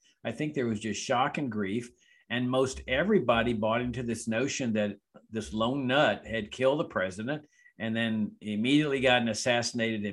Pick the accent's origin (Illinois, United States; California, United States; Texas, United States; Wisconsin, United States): Texas, United States; Laredo; my hometown of Laredo, Texas